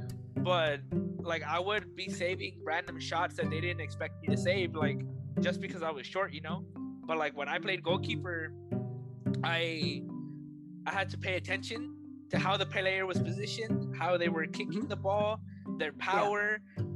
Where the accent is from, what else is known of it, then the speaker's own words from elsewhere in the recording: Texas, United States; I'm from Texas, you know, so I learned how to play here in Texas